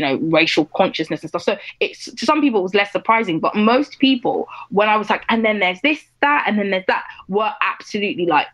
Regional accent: United Kingdom; I was growing up in Britain as a black girl for my entire life, but also I was growing up as like a young Nigerian girl

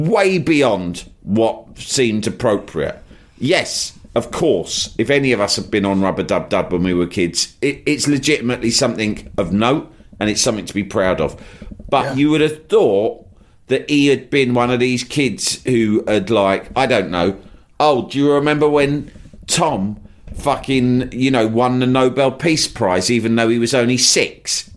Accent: London, United Kingdom; I was from London

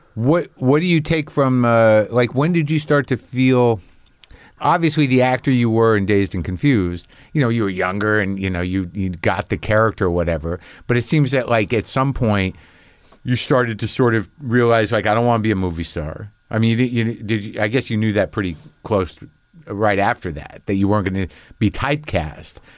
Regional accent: New Mexico, United States; I grew up in New Mexico

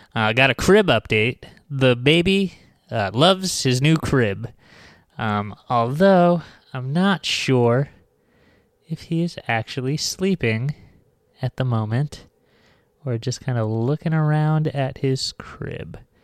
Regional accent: Long Island, New York, United States; now in New York City, United States; I grew up on Long Island, which is like, you know, uh, my town was like, uh, an hour away from New York

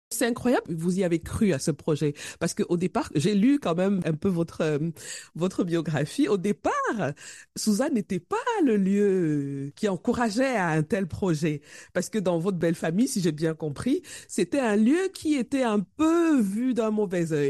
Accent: Cameroon; chez nous au Cameroun

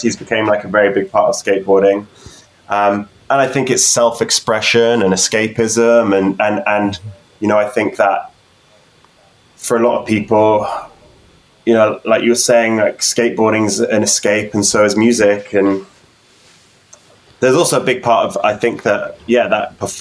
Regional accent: New Forest, South East England, United Kingdom; moved away as an adult; now in London, United Kingdom; I grew up in the New Forest

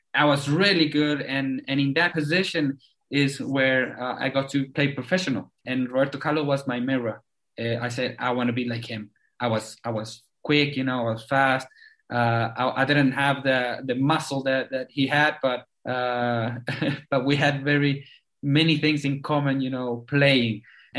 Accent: South Africa; born there; English is a second language; I was born in South Africa, and I've been talking to you today with the English.

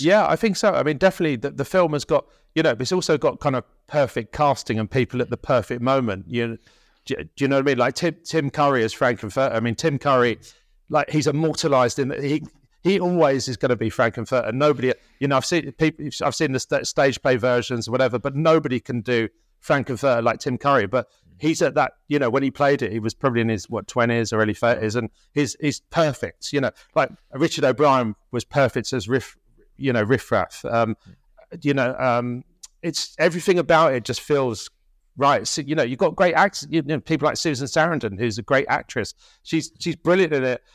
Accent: Tunbridge Wells, Kent, South East England, United Kingdom; also born or lived in London; I was born in London and we moved there when my, when I was five years old, so it, it, it was in Kent

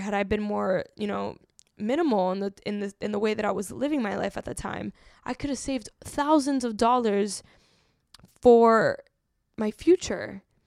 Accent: Miami, Florida, United States; growing up in Miami

